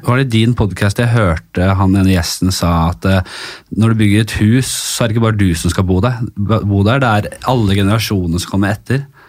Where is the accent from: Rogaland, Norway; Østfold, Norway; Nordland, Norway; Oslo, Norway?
Oslo, Norway; Jeg er litt fra Bekkelaget Ekeberg her